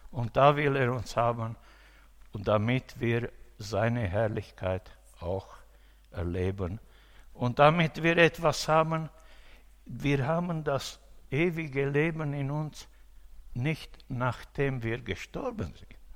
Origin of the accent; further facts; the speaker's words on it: Romania; äh, in meiner Heimat in Rumänien.